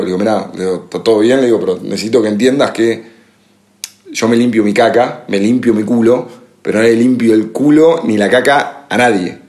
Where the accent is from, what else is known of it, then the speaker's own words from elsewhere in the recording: Argentina; moved away; por ser argentino